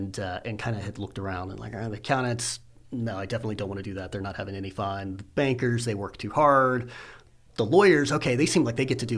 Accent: Houston, Texas, United States; moved away as an adult; also born or lived in Austin, Texas / Silicon Valley, California; now in Nebraska, United States; I was born in Houston, Texas, and grew up there, went to high school

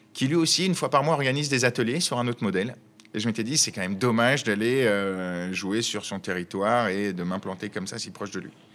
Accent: Chambéry, Auvergne-Rhône-Alpes, France; also born or lived in Paris; now in Lyon, France; Je suis originaire de Chambéry en Savoie et j'ai passé 12 ans dans notre belle capitale

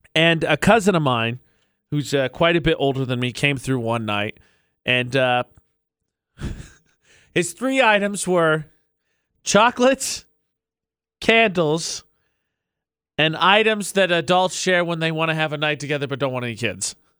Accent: Indiana, United States; now in Utah, United States; I'm from Indiana

